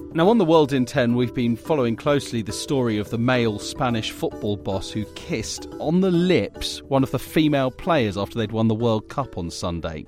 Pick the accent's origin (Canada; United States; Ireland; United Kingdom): United Kingdom; as a Brit